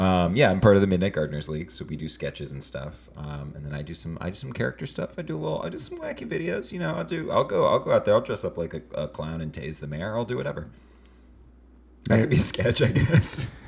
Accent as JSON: {"language": "English", "country": "United States", "said": "Yeah, I'm an American, aren't I?"}